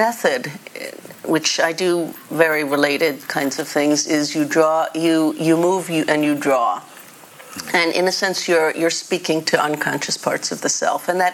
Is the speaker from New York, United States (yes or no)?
yes; New York City, New York, United States; moved away; I was born in the Bronx